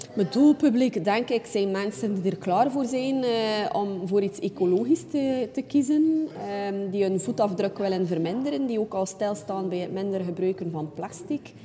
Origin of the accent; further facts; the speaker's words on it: Ostend, Flanders, Belgium; geboren en getogen in Oostende.